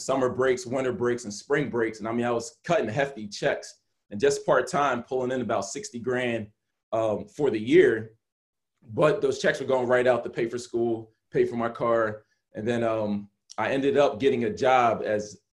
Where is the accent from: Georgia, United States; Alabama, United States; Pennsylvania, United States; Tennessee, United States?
Pennsylvania, United States; Blue Bell; also born or lived in Camden, New Jersey / Somerdale, New Jersey; we moved to a place in Montgomery County right outside of Philadelphia called Bluebell